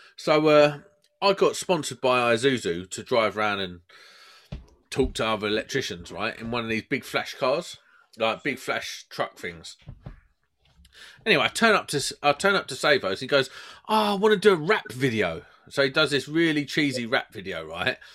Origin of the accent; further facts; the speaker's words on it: Croydon, London, United Kingdom; I'm from Croydon